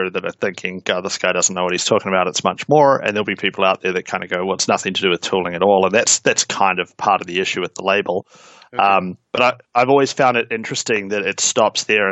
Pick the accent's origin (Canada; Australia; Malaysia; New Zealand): New Zealand; accent: Kiwi; I'm a Kiwi, hence the accent. I'm down here in New Zealand